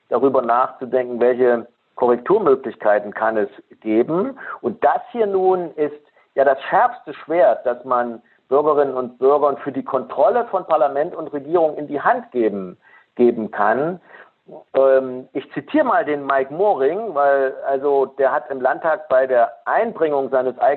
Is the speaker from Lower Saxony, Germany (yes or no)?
no; Thuringia, Germany; Stimmt, ich bin Thüringer.